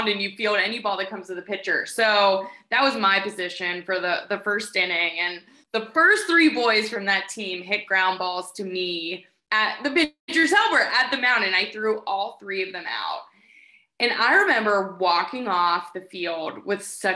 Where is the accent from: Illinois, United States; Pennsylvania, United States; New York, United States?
Pennsylvania, United States; Pittsburgh; I grew up in a family with 2 parents who love sports. We're from Pittsburgh